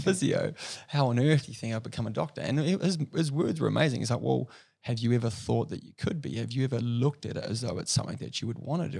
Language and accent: English; Rotorua, Bay of Plenty, New Zealand; also born or lived in Dunedin; I grew up in a small place in New Zealand called Rotorua